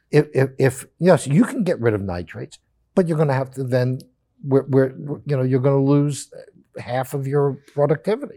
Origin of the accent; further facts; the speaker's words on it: United States; as an American